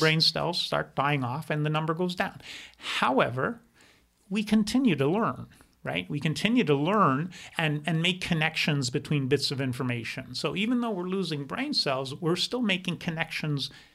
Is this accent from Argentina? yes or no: no; Quebec, Canada; first language German; English is a second language; I grew up in Quebec